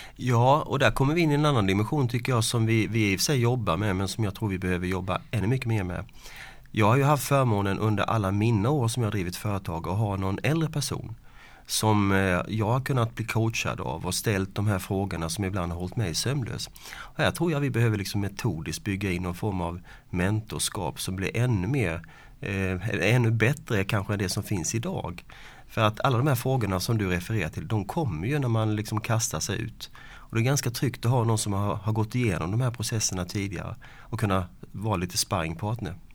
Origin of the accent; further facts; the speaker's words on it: Ljungby, Kronoberg County, Sweden; Jag kommer från Ljungby, Småland.